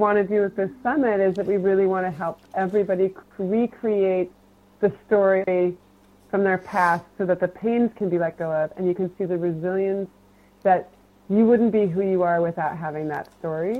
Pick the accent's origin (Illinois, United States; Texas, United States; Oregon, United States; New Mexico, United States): Oregon, United States; Portland; I'm from the Portland, Oregon area